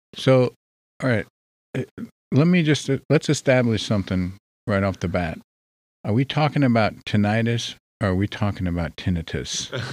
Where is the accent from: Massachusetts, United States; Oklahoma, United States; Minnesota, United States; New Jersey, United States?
New Jersey, United States; I'm from New Jersey